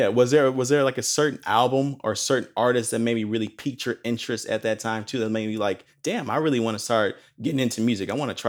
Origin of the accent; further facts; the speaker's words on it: Palos Hills, Illinois, United States; I know I come from a small town myself, Palos Hills. I'm originally from Illinois, just outside of Chicago, this town called Palos Hills.